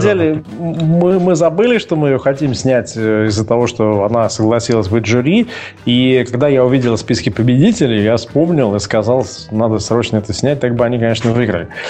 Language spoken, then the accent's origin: Russian; Russia; Я из России